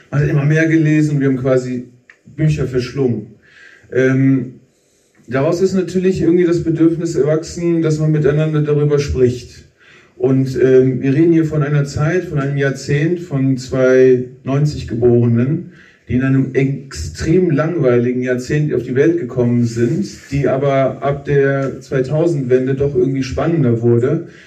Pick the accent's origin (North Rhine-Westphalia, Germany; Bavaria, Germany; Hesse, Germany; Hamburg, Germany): North Rhine-Westphalia, Germany; Wuppertal; Also Kamil und ich, wir kommen aus Wuppertal, dort geboren, aufgewachsen, beide aus Arbeiterfamilien.